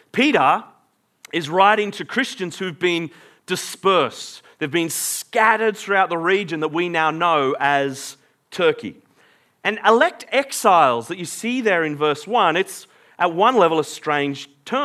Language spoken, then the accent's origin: English; Australia; I am born in Australia, therefore I am Australian.